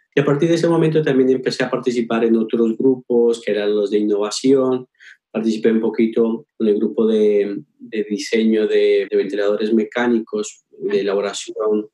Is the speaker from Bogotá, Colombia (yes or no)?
no; Pasto, Nariño, Colombia; now in Valencia, Spain; soy orgullosamente pastuso